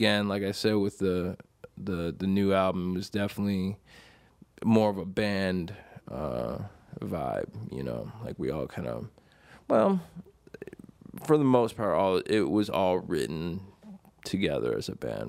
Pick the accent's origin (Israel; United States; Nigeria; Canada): United States; Buffalo, New York; I grew up in Buffalo, New York.